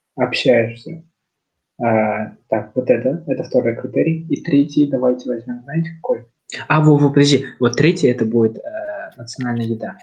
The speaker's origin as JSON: {"language": "Russian", "country": "Kazakhstan", "said": "я, там, казах, то, что я, там, часть, вот, Казахстана"}